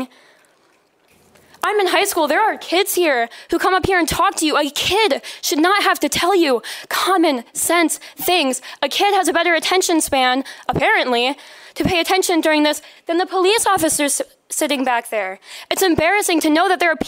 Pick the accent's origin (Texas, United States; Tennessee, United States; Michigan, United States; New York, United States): Michigan, United States; Grand Rapids; I'm from Grand Rapids, lived here my whole life